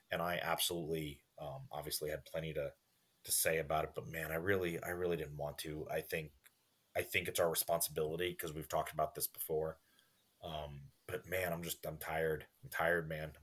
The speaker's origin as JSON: {"language": "English", "town": "Port Washington", "region": "New York", "country": "United States", "tie": "born or raised there", "said": "because I grew up in Port Washington with so many Jewish friends."}